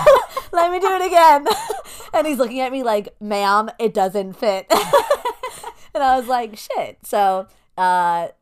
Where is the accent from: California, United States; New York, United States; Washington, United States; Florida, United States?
New York, United States; We're New Yorkers.